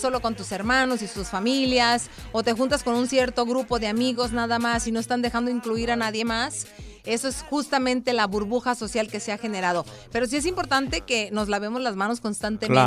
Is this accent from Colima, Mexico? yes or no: yes; Colima, Mexico; la gente de mi tierra, Colima